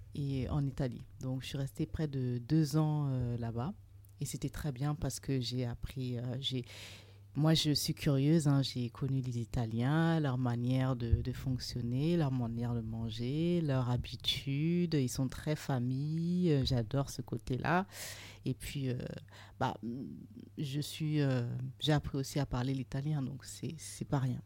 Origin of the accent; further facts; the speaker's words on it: Burkina Faso; moved away; also born or lived in Trouville, Normandy, France; Je suis originaire du Burkina Faso